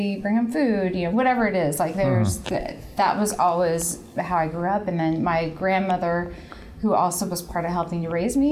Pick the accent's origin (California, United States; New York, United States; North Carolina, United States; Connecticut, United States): California, United States; Santa Maria; where I grew up in Santa Maria